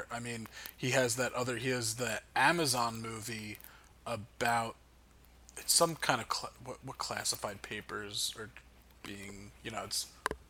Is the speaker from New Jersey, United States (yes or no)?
yes; Old Tappan, New Jersey, United States